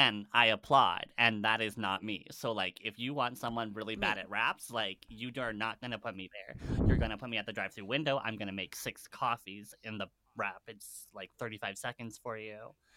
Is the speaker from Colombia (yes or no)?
no; Canada; We're Canadian.